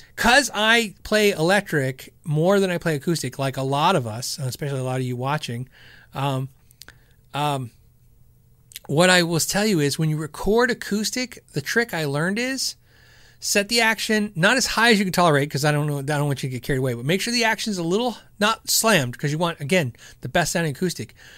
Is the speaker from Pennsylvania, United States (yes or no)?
no; Arizona, United States; moved away; also born or lived in California; I was born in California. I was pretty much raised in Arizona.